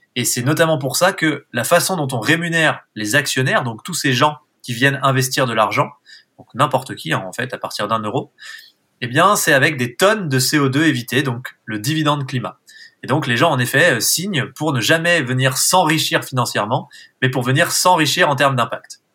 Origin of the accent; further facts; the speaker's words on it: Haut-Bugey, Ain, Auvergne-Rhône-Alpes, France; j'ai grandi euh, dans le Jura, enfin dans le Haut-Buget pour être tout à fait exact. C'est le massif du Jura, mais c'est dans l'Ain